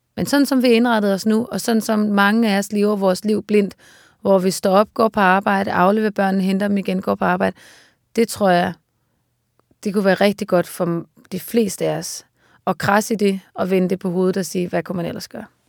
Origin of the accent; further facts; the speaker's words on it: Aarhus, Central Denmark Region, Denmark; also born or lived in Copenhagen; now in Svendborg, Denmark; omkring Aarhus, hvor jeg voksede op